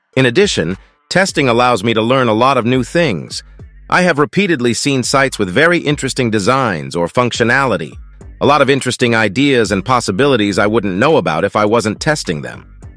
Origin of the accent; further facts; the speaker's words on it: Kherson Oblast, Ukraine; also born or lived in Kazakhstan / Dresden, Germany; I am from Ukraine, from the Kherson region.